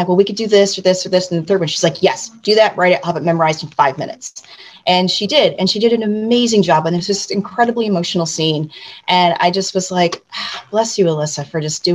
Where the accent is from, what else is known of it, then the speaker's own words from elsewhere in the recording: Syracuse, New York, United States; moved away as an adult; also born or lived in Los Angeles; I'm from Syracuse, New York, and that's where, you know, I actually started